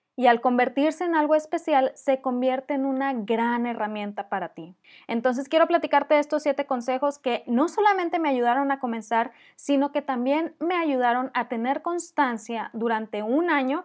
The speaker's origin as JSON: {"language": "Spanish", "town": "Monterrey", "region": "Nuevo León", "country": "Mexico", "accent": "regio fresa", "said": "mi acento regio fresa"}